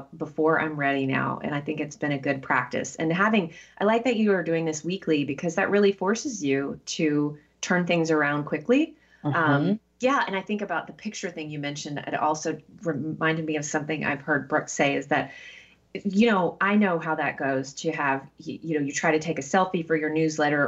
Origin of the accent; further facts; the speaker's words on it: the South, United States; I'm from the South and I had that encounter a couple times growing up